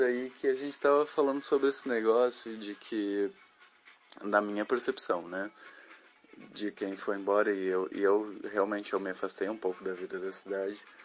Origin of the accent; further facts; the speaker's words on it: Lajeado, Rio Grande do Sul, Brazil; moved away; eu saí de Lajada há 12 anos atrás, voltei há dois anos atrás para cá